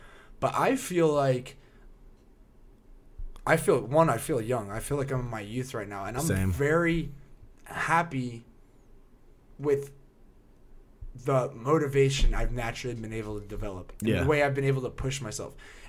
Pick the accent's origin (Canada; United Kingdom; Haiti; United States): United States; New Jersey; Like, oh, you're from Jersey? I'm from Jersey.